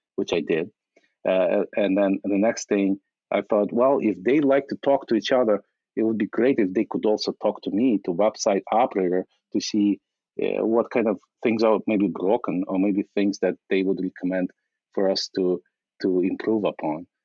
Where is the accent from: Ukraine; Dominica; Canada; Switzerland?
Ukraine; moved away as an adult; now in United States; in 1997, I immigrated from from Ukraine uh, as a refugee